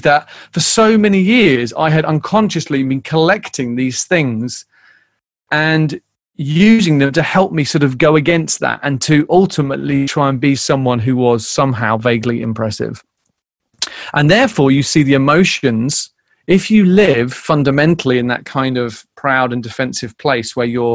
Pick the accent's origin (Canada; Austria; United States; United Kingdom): United Kingdom; being British